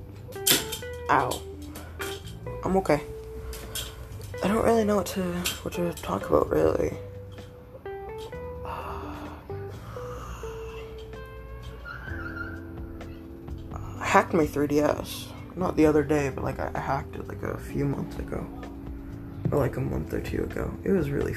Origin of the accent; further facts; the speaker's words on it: Canada; I'm in Canada. I'm a Canadian